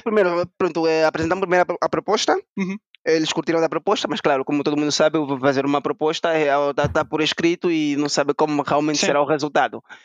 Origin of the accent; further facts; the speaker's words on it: Angola; moved away as an adult; now in Portugal; nós somos angolanos